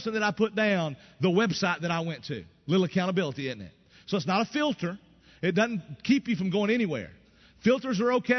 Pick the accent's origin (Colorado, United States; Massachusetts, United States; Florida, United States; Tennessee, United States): Tennessee, United States; East; I grew up in East Tennessee. I grew up in a country